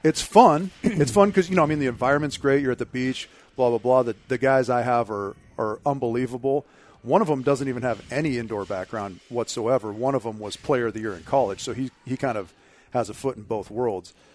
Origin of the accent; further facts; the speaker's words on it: Southern California, United States; growing up in Southern California